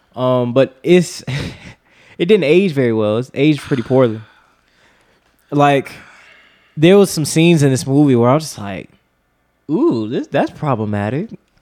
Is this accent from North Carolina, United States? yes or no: yes; North Carolina, United States; That's where I'm from.